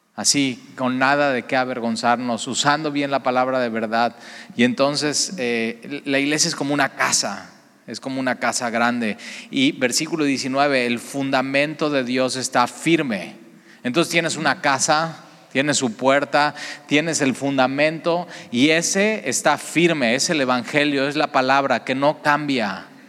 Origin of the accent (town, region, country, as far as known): Veracruz, Mexico